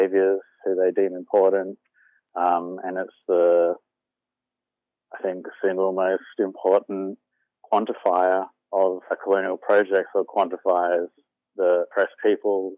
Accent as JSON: {"language": "English", "town": "Alice Springs", "region": "Northern Territory", "country": "Australia", "tie": "born or raised there", "moved": "yes", "lives_now": "Brisbane, Australia", "said": "I was born in Alice Springs and grew up there"}